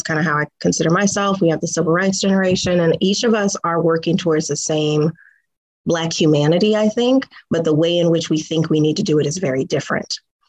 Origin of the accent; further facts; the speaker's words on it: Tacoma, Washington, United States; you know, I'm a homegirl, I'm from Tacoma.